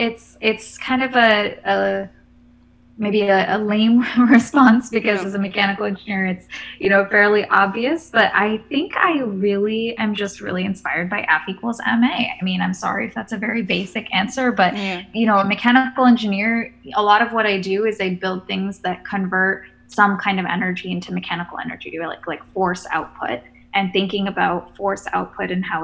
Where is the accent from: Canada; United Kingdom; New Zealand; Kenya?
Kenya; So probably my very first memories are a child were growing up in Kenya, where both my parents, they're both engineers.